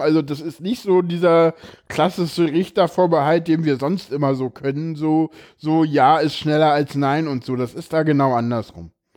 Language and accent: German; East Germany, Germany; ich komme aus dem Osten.